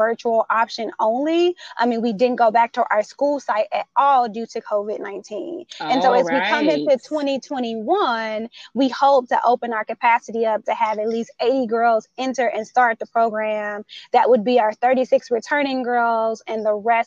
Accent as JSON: {"language": "English", "town": "Chicago", "region": "Illinois", "country": "United States", "said": "I'm a Chicagoan"}